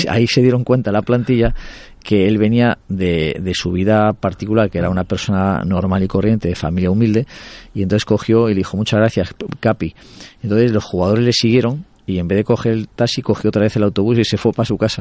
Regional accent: Spain; los españoles

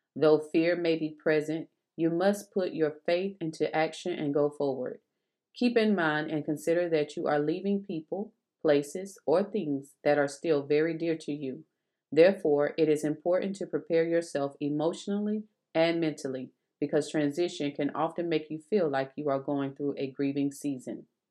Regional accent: South Carolina, United States; moved away as an adult; also born or lived in Texas; we both been born in South Carolina and raised

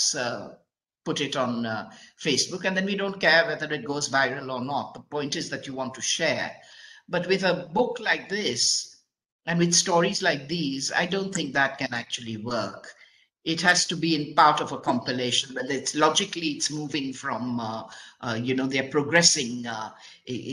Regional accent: Mumbai, Maharashtra, India; the home that I grew up in Chowpatty in Bombay

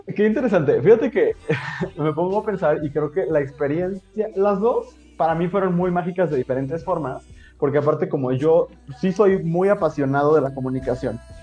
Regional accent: Mexico

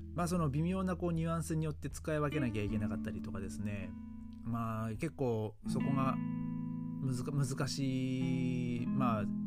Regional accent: Japan; moved away as an adult; now in Germany; 僕の地元では教会っつったらもうもう本当になんかその教会が持ってるその何て言うんですかねもうそのまあ幼稚園とかねなんかそのありましたけど

